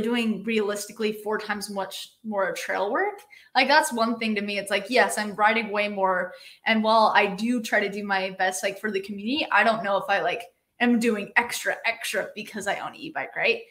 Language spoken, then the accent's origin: English; Utah, United States; moved away as an adult; now in Bellingham, United States; I grew up in Utah